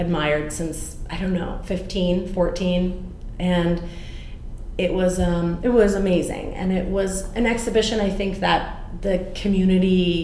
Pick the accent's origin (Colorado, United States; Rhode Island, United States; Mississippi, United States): Colorado, United States; Denver; moved away as an adult; also born or lived in London, United Kingdom / Boulder, Colorado; now in Santa Barbara, United States; I grew up in Denver